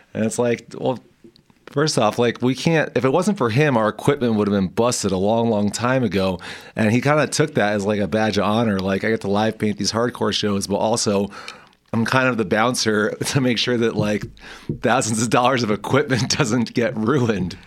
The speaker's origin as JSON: {"language": "English", "region": "New Jersey", "country": "United States", "tie": "born or raised there", "moved": "yes", "lives_now": "Fort Collins, United States", "said": "growing up in North Jersey"}